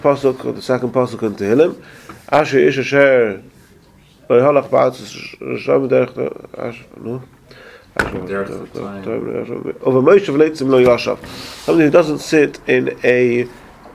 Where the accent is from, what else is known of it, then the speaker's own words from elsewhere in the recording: England, United Kingdom; moved away; I grew up in England